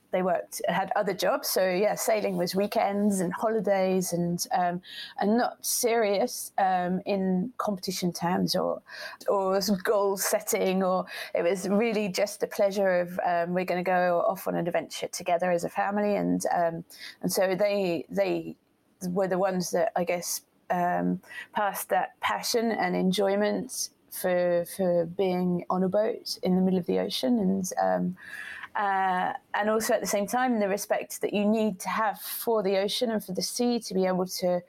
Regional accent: Portsmouth, South East England, United Kingdom; born there; So that's why I was born in Portsmouth, because he was based, he was in the Navy, and he was based in Portsmouth.

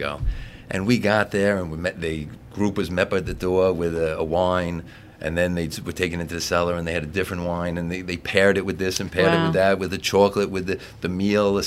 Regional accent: Wantagh, New York, United States; also born or lived in East Northport, New York / Northport, New York; I grew up when I was born in Wantagh, in Nassau County

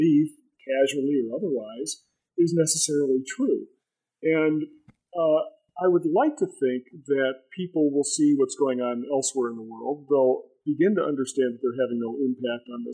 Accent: Michigan, United States; my home state of Michigan

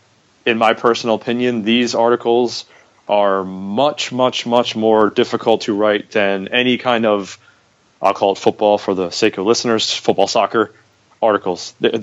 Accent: United States; I'm obviously American.

